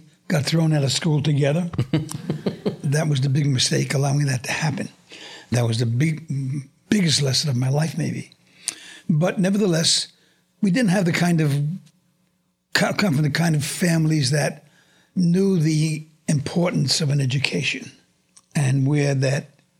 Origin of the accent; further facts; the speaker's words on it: New York City, New York, United States; I was born and raised in Brooklyn